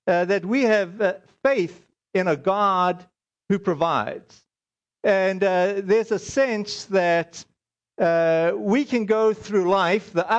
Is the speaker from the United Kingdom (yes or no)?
no; South Africa; moved away; I'm South African.